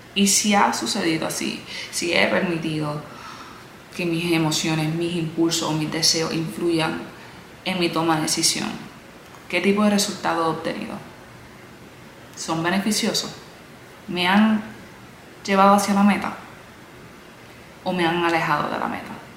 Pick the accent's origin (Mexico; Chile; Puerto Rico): Puerto Rico; also born or lived in United States; now in Miami, United States; Nací en los Estados Unidos, a los 8 años de edad me mudé a la isla, donde ahí crecí